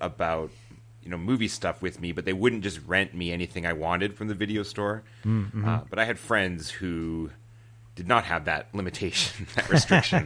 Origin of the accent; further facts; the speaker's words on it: Canada; I'm Canadian